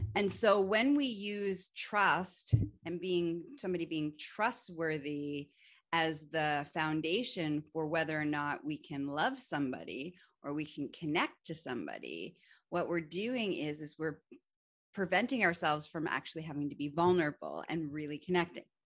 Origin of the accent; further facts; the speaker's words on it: Canada; I'm also Canadian